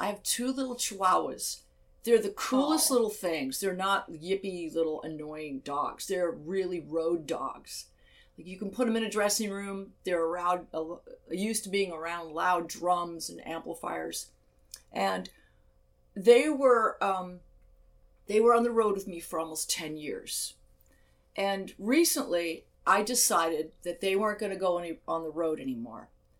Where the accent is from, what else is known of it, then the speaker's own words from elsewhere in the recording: United Kingdom; now in Arizona, United States; And the UK, because I am British. My father was British, and that's how I grew up. you know, so it feels like home.